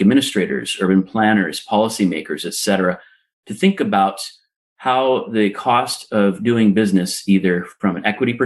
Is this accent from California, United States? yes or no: yes; Los Angeles, California, United States; moved away as an adult; now in Lisbon, Portugal; I'm a native of Los Angeles, California